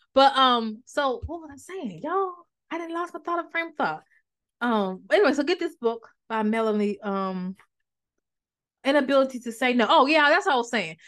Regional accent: Maryland, United States; moved away; also born or lived in North Carolina; I'm from Maryland

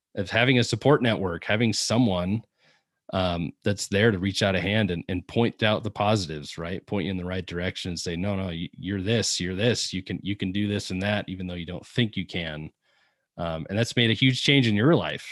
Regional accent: Seattle, Washington, United States; I'm from Seattle

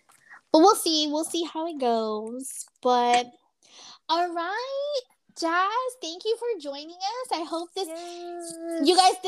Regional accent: New York, United States; moved away; I'm from New York

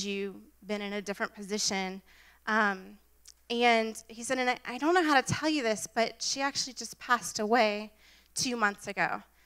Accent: Jacksonville, Florida, United States; moved away as an adult; also born or lived in Pittsburgh; Moved back down. I'm from Jacksonville, and I wanted to be closer to home

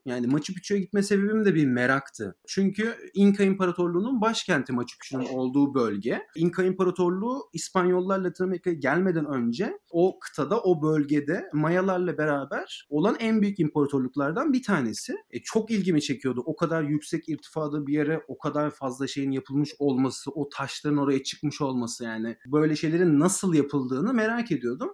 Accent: Turkey; Yani benim Türk olduğum ya da Fars olduğum ya da nereli olduğumu

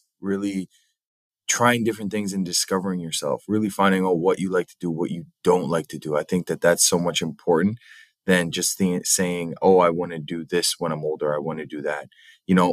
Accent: Halifax, Nova Scotia, Canada; also born or lived in St. John's, Newfoundland; I'm from here. I grew up here in Halifax.

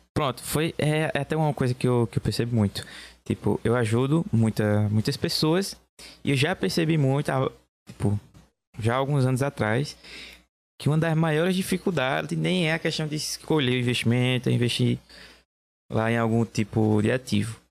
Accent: Belo Jardim, Pernambuco, Brazil; Eu sou de Belo Jardim, Pernambuco.

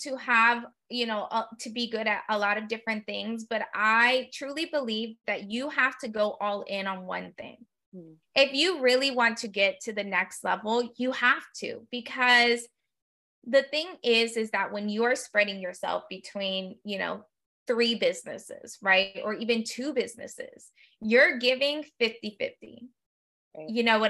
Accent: United States; I was born and raised, you know, as a first generation, I was born and raised in the United States

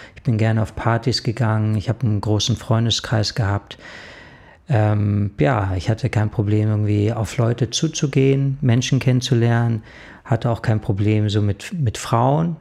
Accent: Munich, Bavaria, Germany; Ja, also ich bin in München aufgewachsen und ich hab in München, ja, eine recht schöne Kindheit verlebt.

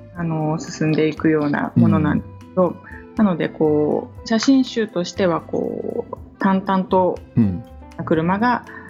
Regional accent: Niigata, Japan; moved away as an adult; also born or lived in Tokyo / Kagawa; 出身は新潟市なんです

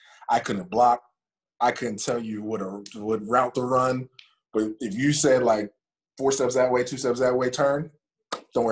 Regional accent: Pittsburgh, Pennsylvania, United States; moved away; also born or lived in North Carolina; I'm from Pittsburgh

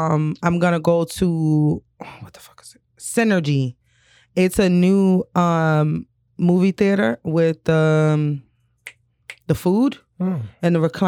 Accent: New York, United States; Nana, you know, I'm a city girl. I was born and raised in New York

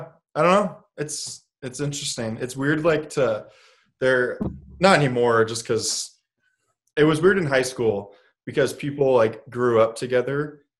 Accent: Santa Barbara, California, United States; also born or lived in Illinois; I was born in California. But from California, we moved to Illinois. And we lived in the Chicago area. It was like a suburb of Chicago in Illinois. And I lived there until I was 7. And then when we moved to back to California, to Santa Barbara, California.

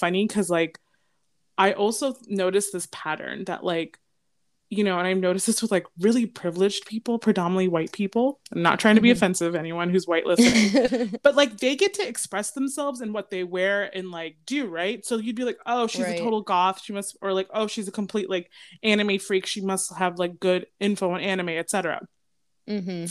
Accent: Northern Virginia, United States; I grew up in Northern Virginia

